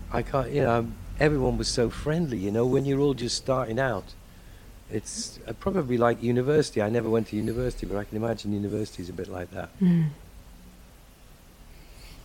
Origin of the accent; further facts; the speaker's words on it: the Northeast, North East England, United Kingdom; moved away; I come from the Northeast.